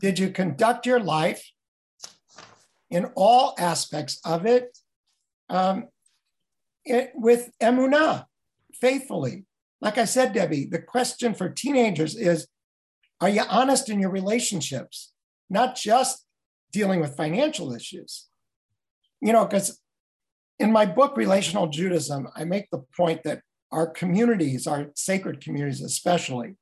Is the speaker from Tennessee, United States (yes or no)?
no; Omaha, Nebraska, United States; now in Los Angeles, United States; our rabbi growing up in Omaha, Bethel Synagogue